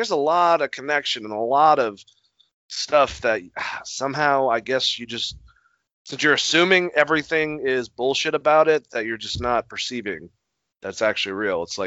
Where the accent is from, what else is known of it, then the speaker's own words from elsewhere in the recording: Boston, Massachusetts, United States; I'm from Boston. We bleed Boston